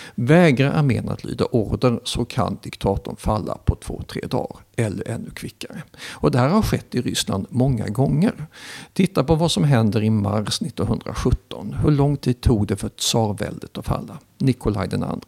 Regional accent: Sweden; sitter jag och skryter som svensk

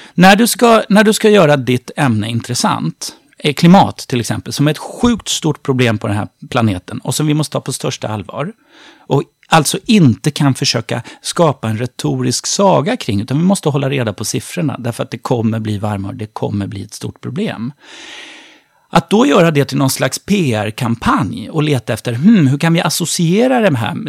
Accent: Sweden; vi svenskar

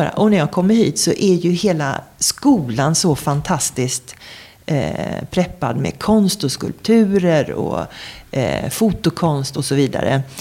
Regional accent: Skåne, Sweden; now in Stockholm, Sweden; Sen är jag uppvuxen i Skåne och då snackar jag sådär när jag är där. Ja, och sen har jag bott här i Stockholm i 30 år. Så jag är dialektalt förvirrad.

